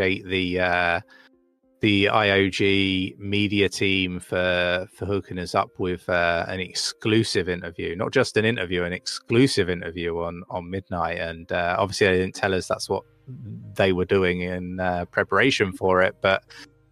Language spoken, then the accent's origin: English; United Kingdom; now in North of England, United Kingdom; I'm not from these neck of the woods, right? I'm from down south